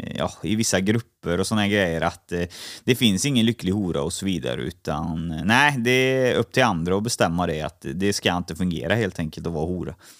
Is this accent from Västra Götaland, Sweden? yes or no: yes; Trollhättan, Västra Götaland, Sweden; Jag är uppvuxen i Halvorstorp